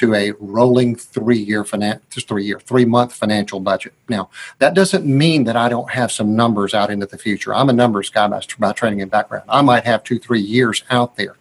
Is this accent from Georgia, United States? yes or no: yes; Georgia, United States; I'm from Georgia.